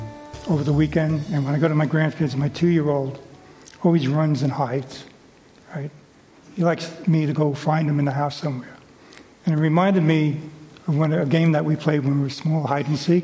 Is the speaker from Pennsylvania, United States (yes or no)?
no; New York City, New York, United States; I was raised in Brooklyn